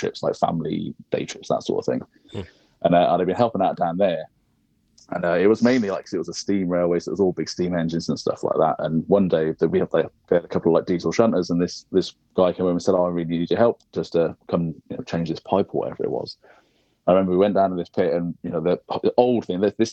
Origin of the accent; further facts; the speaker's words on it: United Kingdom; now in near London, United Kingdom; I grew up in a small sort of village on the Welsh border